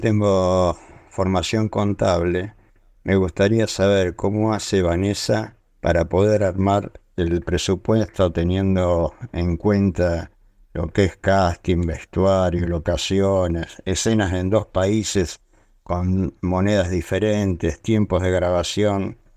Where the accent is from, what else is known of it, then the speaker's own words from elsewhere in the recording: Buenos Aires, Argentina; soy de aquí de Palermo, Buenos Aires